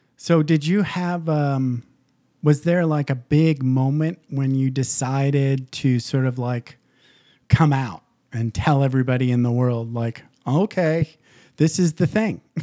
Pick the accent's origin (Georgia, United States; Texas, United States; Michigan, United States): Michigan, United States; small town; also born or lived in Southern California; now in Las Vegas, United States; I grew up in small town Michigan